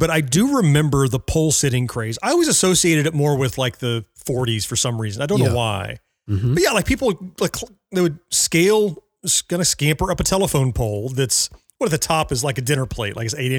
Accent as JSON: {"language": "English", "region": "Florida", "country": "United States", "tie": "born or raised there"}